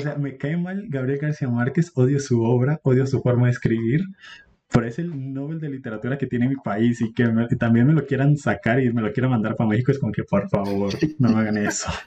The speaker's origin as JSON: {"language": "Spanish", "country": "Colombia"}